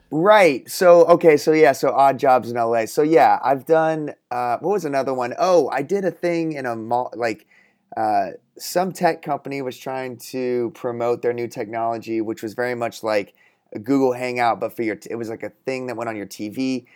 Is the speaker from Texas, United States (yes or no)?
yes; Texas, United States; I grew up in Texas